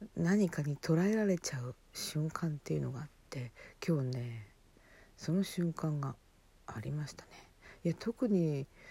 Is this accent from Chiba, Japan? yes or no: no; Hokkaido, Japan; born or raised there